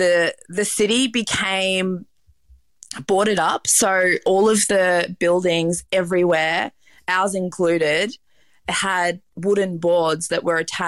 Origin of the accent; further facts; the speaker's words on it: Melbourne, Victoria, Australia; I'm from Melbourne. So, you know, Melbourne's considered a big city in Australia, but it felt like a small town in comparison to New York.